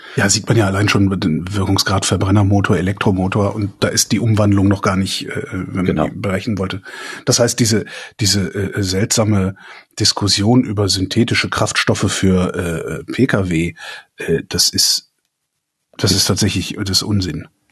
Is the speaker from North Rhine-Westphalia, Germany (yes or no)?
yes; west of Cologne, North Rhine-Westphalia, Germany; ich bin gebürtiger Kölner und äh, äh westlich von Köln aufgewachsen, so 20 Kilometer entfernt.